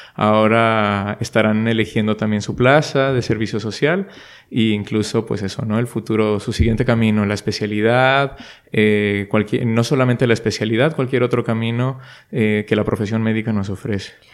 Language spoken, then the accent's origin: Spanish; Monterrey, Nuevo León, Mexico; first language Spanish; moved away as an adult; now in Madrid, Spain; los que somos de Monterrey y hemos estado siempre pues en casa de los padres